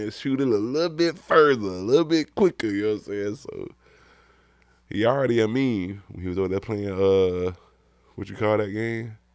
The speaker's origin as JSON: {"language": "English", "region": "California", "country": "United States", "said": "You know, man, I'm from Cali, man."}